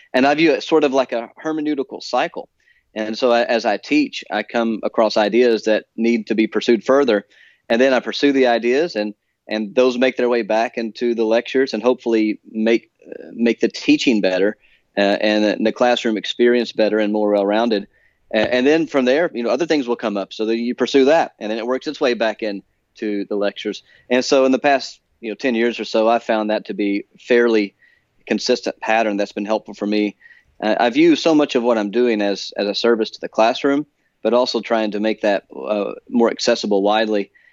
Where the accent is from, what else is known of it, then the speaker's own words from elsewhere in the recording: Alabama, United States; moved away as an adult; also born or lived in Edinburgh, Scotland; now in Philadelphia, United States; I grew up in Alabama